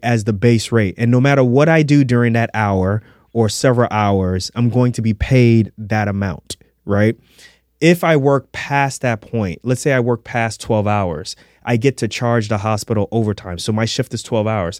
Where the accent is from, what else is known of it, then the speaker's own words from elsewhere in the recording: New York City, New York, United States; Halloween in a Darko house when I was growing up in Queens